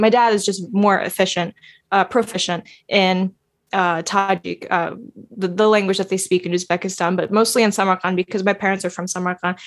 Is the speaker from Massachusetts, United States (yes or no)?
no; New York City, New York, United States; I was born and raised in American soil.